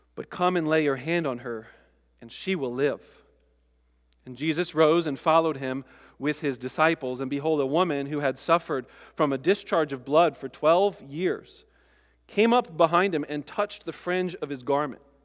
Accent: United States; I'm American

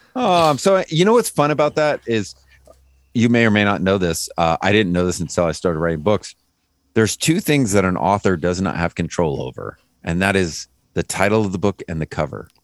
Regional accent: Lodi, California, United States; moved away; I was born and raised in Lodi

